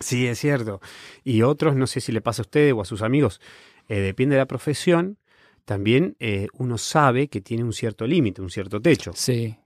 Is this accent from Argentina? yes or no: yes; Patagonia, Argentina; moved away as an adult; also born or lived in Buenos Aires, Argentina / Italy; now in Berlin, Germany; yo soy de la Patagonia, soy del sur. Eh, cuando me fui a estudiar a Buenos Aires, la disfruté como la gran ciudad y, ahí viví 10 años